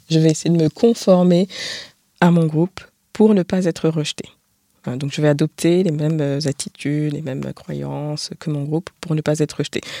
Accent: France; Donc je suis française, je vais à l'étranger, je suis stéréotypée comme euh, mangeant du, enfin

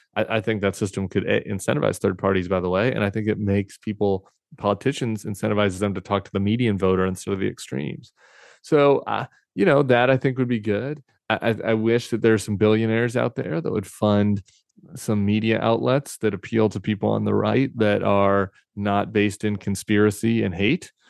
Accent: Colorado, United States; I came from Colorado, I lived in the suburbs

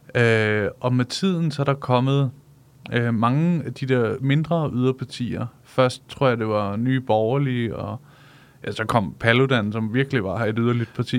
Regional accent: Solrød, Zealand, Denmark; jeg kommer fra Solrød

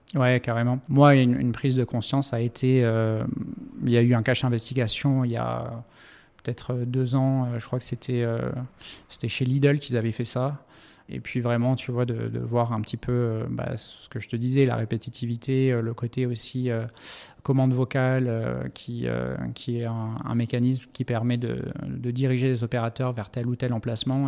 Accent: Montpellier, Occitania, France; moved away as an adult; also born or lived in Africa / Middle East; je suis originaire de Montpellier

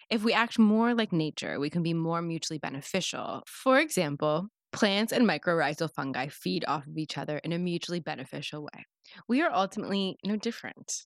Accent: Canada; my home country

